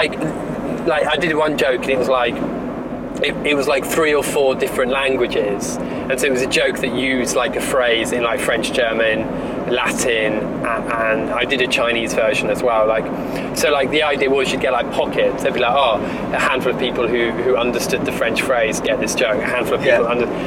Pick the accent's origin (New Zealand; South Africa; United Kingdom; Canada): United Kingdom; Holbury, South East England; also born or lived in Beijing, China; I'm from this place no one's heard of, like Holbury